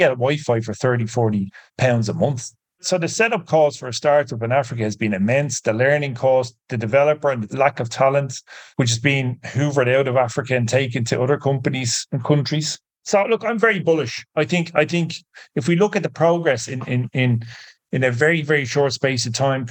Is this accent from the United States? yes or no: no; Ireland; I'm Irish